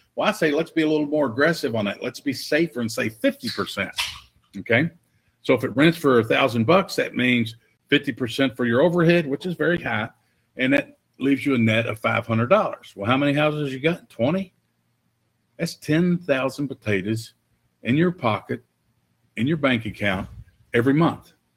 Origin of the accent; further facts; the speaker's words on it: Louisville, Kentucky, United States; I got hired full time as a police officer in Louisville, Kentucky, in my hometown